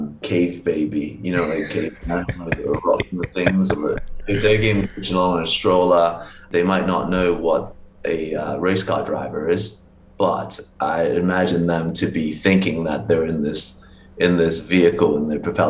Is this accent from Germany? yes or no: no; China; moved away; so I was born in China